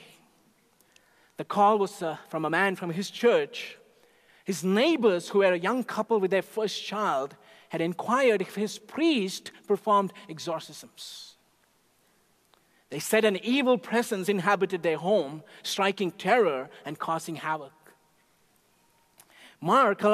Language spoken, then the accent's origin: English; India; moved away; Growing up in India, even as a little boy